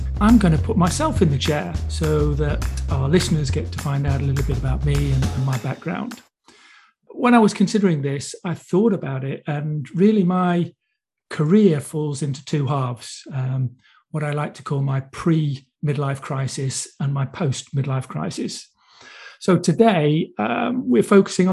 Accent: Buxton, East Midlands, United Kingdom; accent: Manchester; also born or lived in Manchester; I was born in Buxton, Derbyshire.

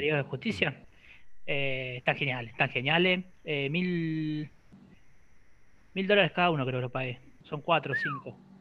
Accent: near Bahía Blanca, Buenos Aires, Argentina; now in Rosario, Argentina; yo soy de punta de Bahía

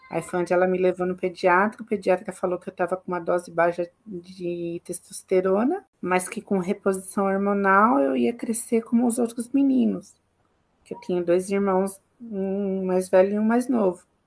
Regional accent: Campo Limpo Paulista, São Paulo, Brazil; eu nasci em São Paulo, só nasci em São Paulo, mas eu sempre morei em Campo Limpo Paulista

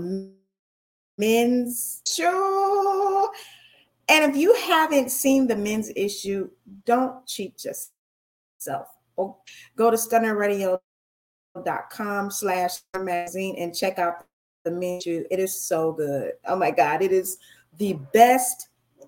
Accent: United States; I'm an American

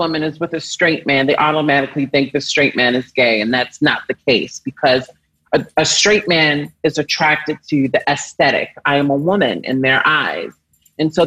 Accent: Baltimore, Maryland, United States; moved away; also born or lived in New York City; I'm from Baltimore, Maryland.

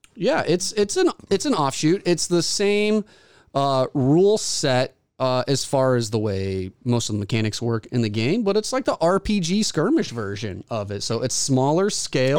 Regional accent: Springfield, Missouri, United States; Springfield, Missouri is, my hometown

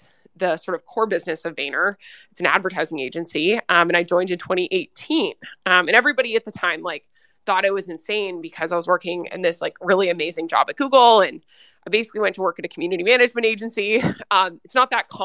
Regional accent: Nashville, Tennessee, United States; moved away as an adult; also born or lived in California / San Francisco / Singapore; I'm originally from Nashville, Tennessee. And I grew up in the southeast part of the U.S. and I moved to California when I was an adult for college

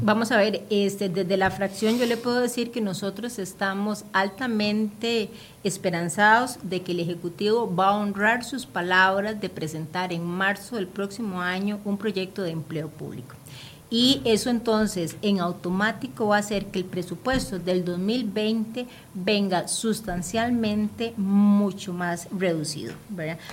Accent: Limón, Costa Rica; moved away; yo soy de Limón y todas las semanas yo me regreso

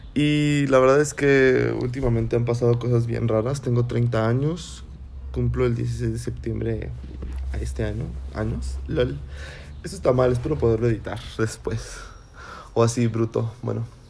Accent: Celaya, Guanajuato, Mexico; soy de Celaya, Guanajuato

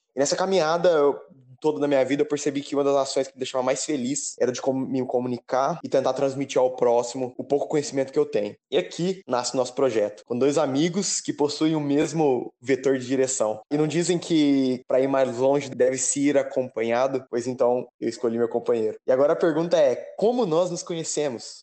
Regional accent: Terra Roxa, São Paulo, Brazil; moved away as an adult; also born or lived in Lavras; now in Italy; eu sou nascido em Terra Roxa, interior de São Paulo

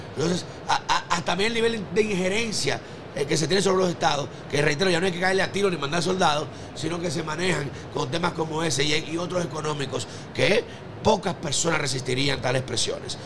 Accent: Dominican Republic; naciones pobres como la nuestra, como República Dominicana

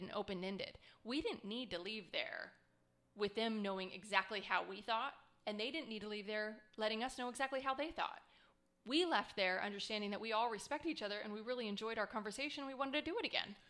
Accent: Scottsdale, Arizona, United States; I grew up in Scottsdale, Arizona

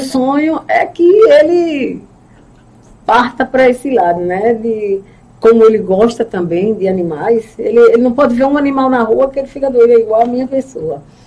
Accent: Recife, Pernambuco, Brazil; moved away as an adult; also born or lived in Lages; now in Pedras de Fogo, Brazil; Vivi a minha vida praticamente em Recife, foram 40 anos de minha vida em Recife

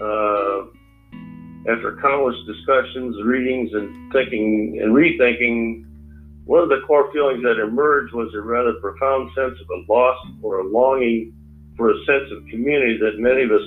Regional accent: Iowa, United States; moved away; also born or lived in Michigan; I was born in Iowa, farm boy, and haven't drifted much from that since

